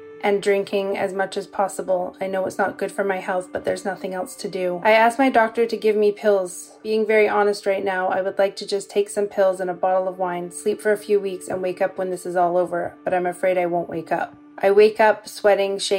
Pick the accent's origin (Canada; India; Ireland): Canada; I'm from Canada